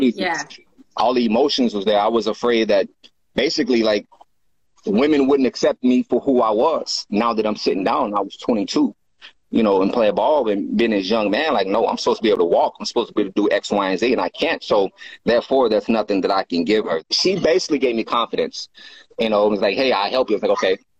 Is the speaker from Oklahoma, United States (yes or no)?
yes; Oklahoma, United States; moved away as an adult; now in California, United States; I'm originally from Oklahoma. I moved to California in 2006.